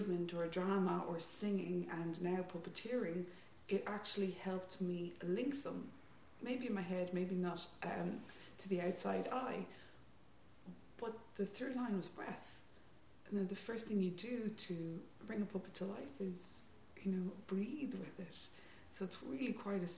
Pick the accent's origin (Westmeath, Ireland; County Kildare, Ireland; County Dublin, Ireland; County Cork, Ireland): County Kildare, Ireland; Leixlip; I'm from Leixlip, County Kildare, which isn't proper Kildare.